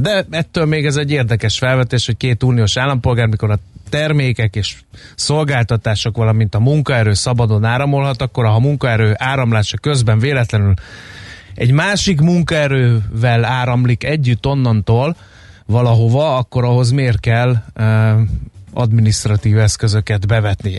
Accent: Hungary; mi magyarok

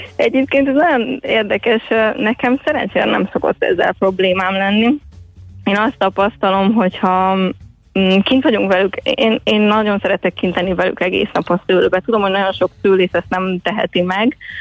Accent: Little Hungarian Plain, Hungary; Kisalföldön nőttem fel

